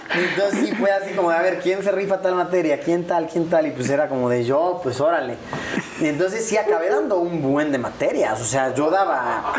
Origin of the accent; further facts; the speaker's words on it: Puebla, Mexico; also born or lived in Mexico City; Yo soy de Puebla